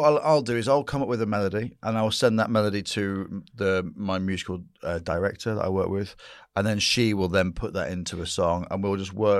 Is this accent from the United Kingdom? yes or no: yes; the north of England, United Kingdom; Northern. That's what this Saxon is.